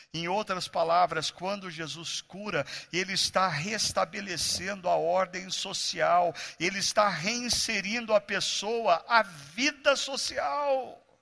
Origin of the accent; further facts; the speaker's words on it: Brazil; nós brasileiros